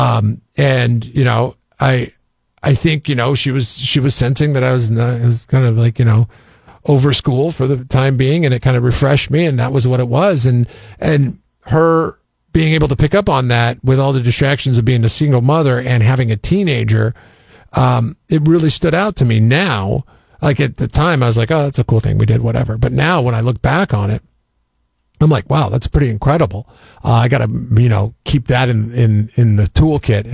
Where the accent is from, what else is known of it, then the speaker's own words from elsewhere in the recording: Seattle, Washington, United States; I grew up in Seattle